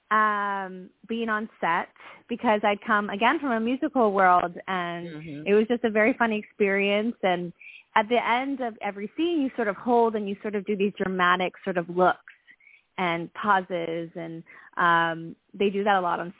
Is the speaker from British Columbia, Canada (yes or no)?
yes; Vancouver, British Columbia, Canada; moved away as an adult; also born or lived in New York City; I grew up in Vancouver, Canada